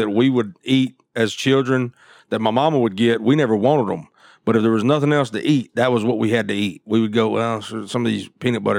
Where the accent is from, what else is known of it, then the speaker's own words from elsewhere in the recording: Memphis, Tennessee, United States; moved away; I'm from Memphis originally.